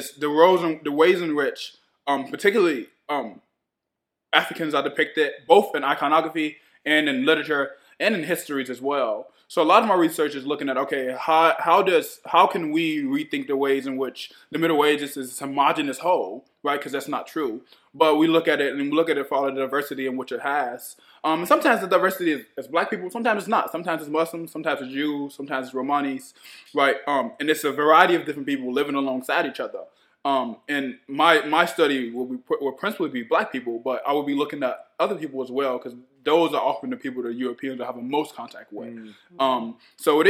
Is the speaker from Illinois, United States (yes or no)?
yes; Chicago, Illinois, United States; I'm from Chicago, from the west side of Chicago, Illinois. So I grew up in East Garfield.